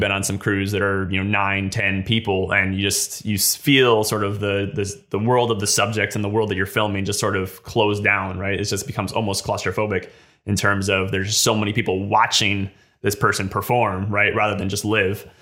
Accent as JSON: {"language": "English", "region": "West Virginia", "country": "United States", "tie": "born or raised there", "said": "I'm from West Virginia. I grew, I moved here when I was five"}